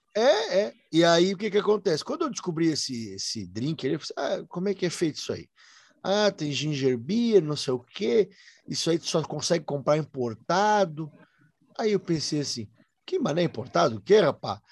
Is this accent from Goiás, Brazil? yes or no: no; Brusque, Santa Catarina, Brazil; Eu sou natural do Rio Branco, bairro Rio Branco